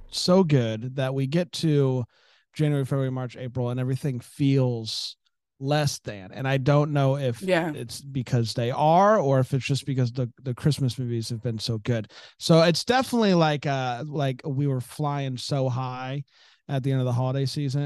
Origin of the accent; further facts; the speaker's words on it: Florida, United States; I grew up in Florida